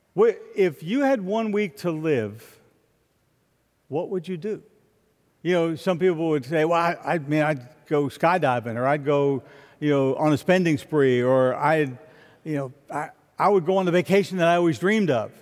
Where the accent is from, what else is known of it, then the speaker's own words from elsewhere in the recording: Florida, United States; I'm from Florida